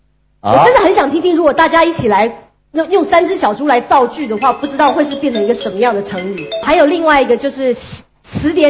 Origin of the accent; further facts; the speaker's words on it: Taiwan; 那我既然来自这个台湾代表，我真的忍不住。